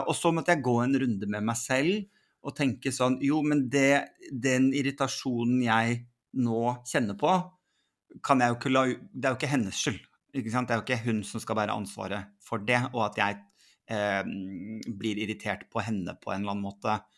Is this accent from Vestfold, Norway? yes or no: yes; Sandefjord, Vestfold, Norway; Jeg vokste da opp i, i Sandefjord